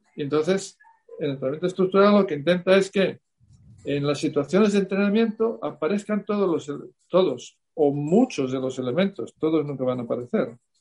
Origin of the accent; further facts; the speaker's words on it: Salamanca, Castile and León, Spain; yo soy de Salamanca